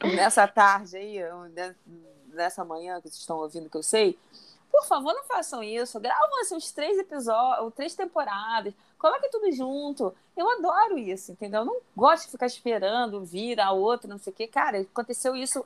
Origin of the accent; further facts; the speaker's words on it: Rio de Janeiro, Brazil; moved away; also born or lived in Belém; Eu sou de Bangu.